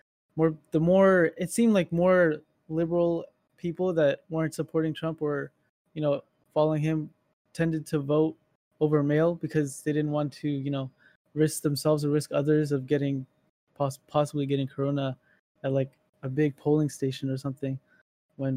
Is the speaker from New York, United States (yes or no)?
no; Northern Virginia, United States; I was born here in Northern Virginia